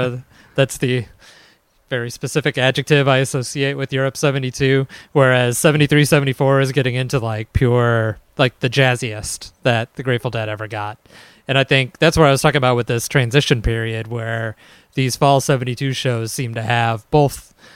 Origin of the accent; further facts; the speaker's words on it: Chicago, Illinois, United States; accent: Midwestern Chicago; But I blame my Midwestern Chicago accent for that one.